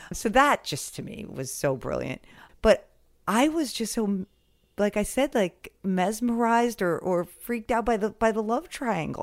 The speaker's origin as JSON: {"language": "English", "town": "Westhampton", "region": "New York", "country": "United States", "tie": "born or raised there", "said": "I grew up in West Hampton"}